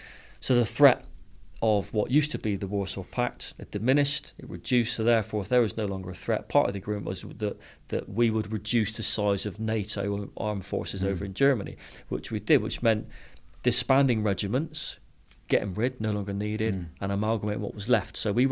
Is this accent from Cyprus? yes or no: yes; Cyprus; born there; I was born in Cyprus. He said, oh, really, were you? And I said, yeah, back in the 70s.